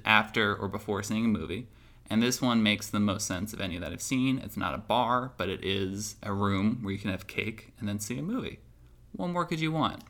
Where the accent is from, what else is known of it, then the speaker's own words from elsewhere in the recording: Moorestown, New Jersey, United States; moved away; I am recording from Moorestown, New Jersey